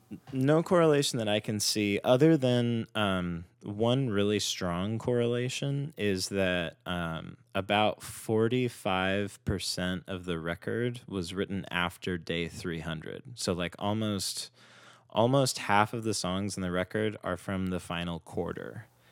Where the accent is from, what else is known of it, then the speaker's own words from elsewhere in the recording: Simi Valley, California, United States; also born or lived in Northridge, Los Angeles; now in Los Angeles, United States; I grew up in Simi Valley, which is where I met Mark, and then I went to school in Northridge